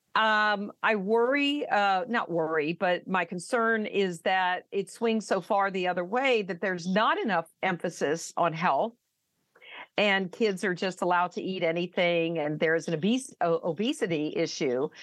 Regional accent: the South, United States; I'm from the South

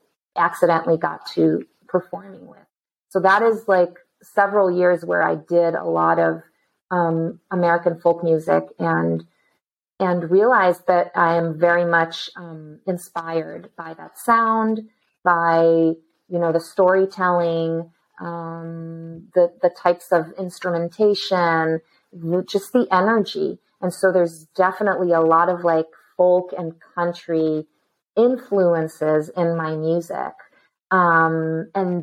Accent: Israel; I was born and raised in Israel

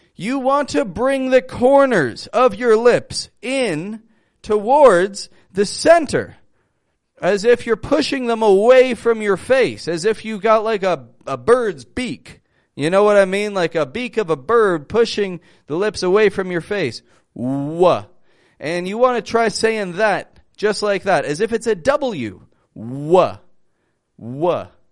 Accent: Toronto, Ontario, Canada; I'm from Toronto, from Canada.

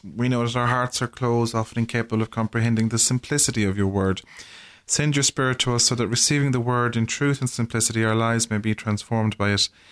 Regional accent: Ireland; as Irish people, and how we have, or how we deal with grief as, as a community in, in our culture

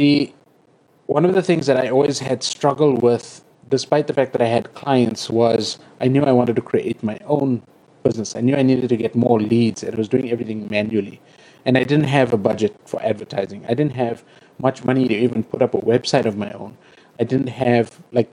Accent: South Africa; I'm South African.

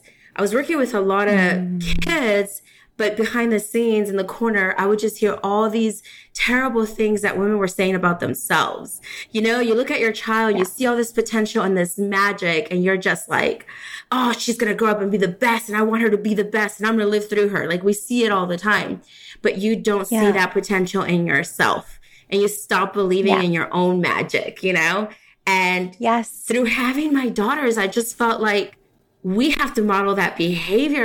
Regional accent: Houston, Texas, United States; also born or lived in Mexico; I'm from Houston, Texas

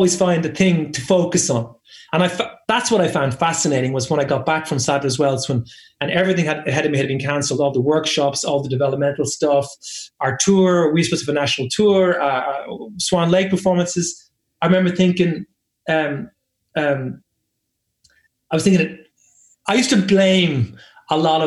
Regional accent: Ireland; also born or lived in England; I am Irish, and I know I was born here, and I grew up here

